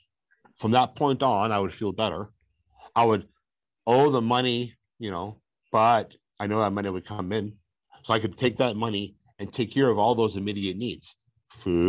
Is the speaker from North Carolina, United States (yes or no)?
no; Boston, Massachusetts, United States; I'm from Boston